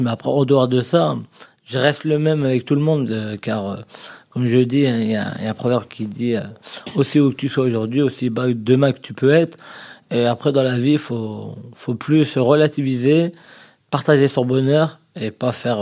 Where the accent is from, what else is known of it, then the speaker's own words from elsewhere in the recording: France; on est français